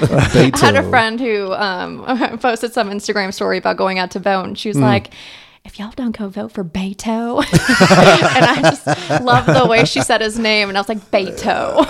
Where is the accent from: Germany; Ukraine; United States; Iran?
Iran; And then if you Google my name, it says … Indian? No, I'm Iranian.